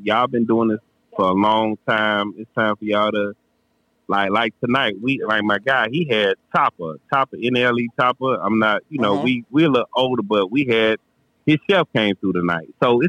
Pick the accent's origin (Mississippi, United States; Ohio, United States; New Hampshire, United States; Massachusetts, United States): Mississippi, United States; Grenada; I grew up in front of the stage mill. A lot of people don't know that. I grew up in front of the stage mill. I grew up on South Street.